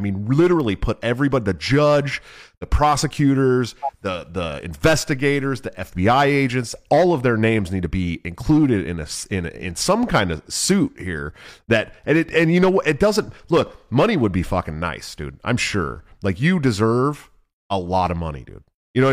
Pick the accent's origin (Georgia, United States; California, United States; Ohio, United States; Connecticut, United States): California, United States; Oakland; I'm from Oakland, California